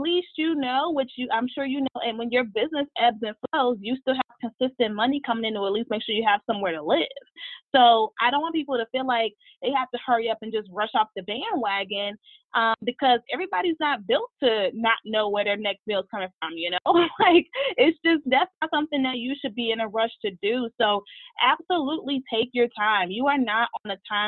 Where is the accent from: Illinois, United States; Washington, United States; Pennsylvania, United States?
Illinois, United States; Chicago; moved away as an adult; now in Pittsburgh, United States; I'm originally from Chicago